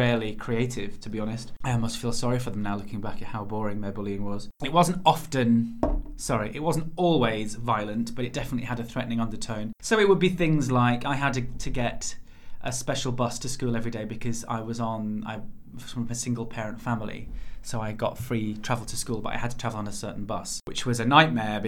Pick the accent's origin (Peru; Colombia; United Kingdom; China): United Kingdom; near Bradford, Yorkshire and the Humber; moved away; the town I am from is just outside Bradford, and it is not that small